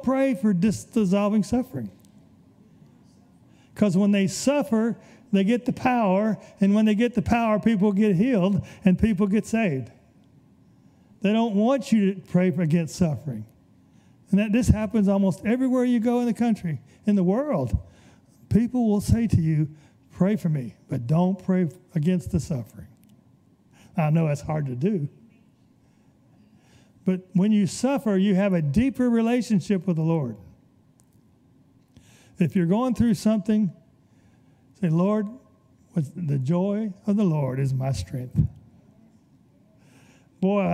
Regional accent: Birmingham, Alabama, United States; I was raised in Birmingham

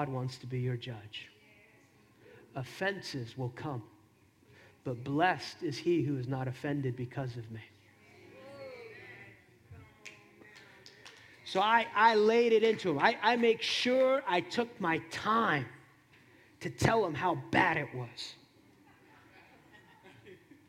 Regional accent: New Jersey, United States; I grew up in New Jersey, in a Hispanic home

